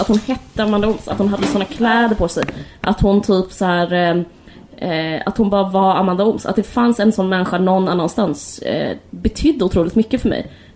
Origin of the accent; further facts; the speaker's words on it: Simrishamn, Skåne, Sweden; när vi växte upp i Simrishamn eller utanför